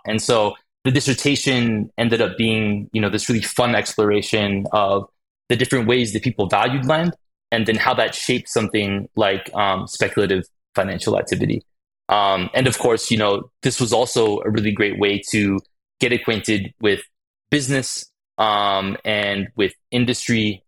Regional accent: Phoenix, Arizona, United States; I ended up growing up in Phoenix, Arizona

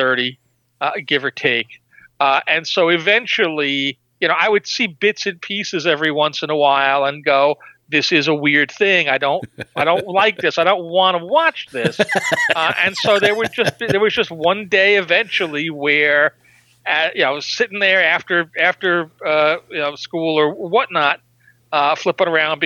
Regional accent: New York, United States; I grew up in New York

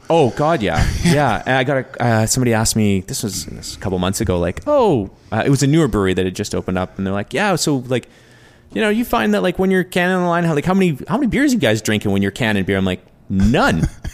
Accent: New Westminster, British Columbia, Canada; we're both from New West

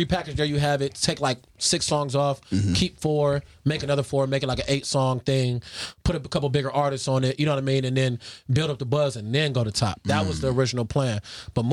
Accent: Carson, California, United States; I'm from Carson

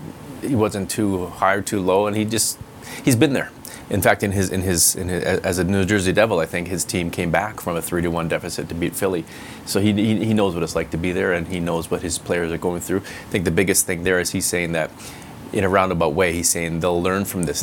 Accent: Abbotsford, British Columbia, Canada; When I was a kid growing up in Abbotsford

